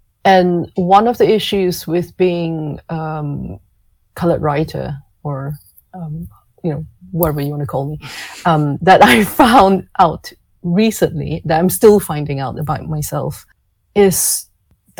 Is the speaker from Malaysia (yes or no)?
yes; Malaysia; I grew up in Malaysia